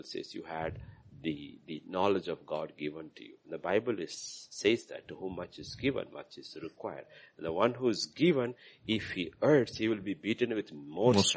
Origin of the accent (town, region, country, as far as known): India